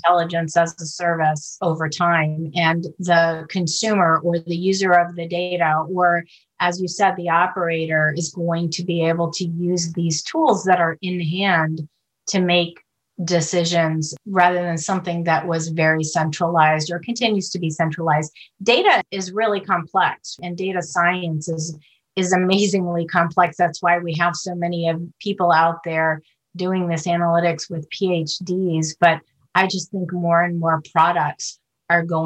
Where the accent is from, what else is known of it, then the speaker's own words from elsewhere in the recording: United States; also born or lived in Beirut, Lebanon; I grew up mostly in the United States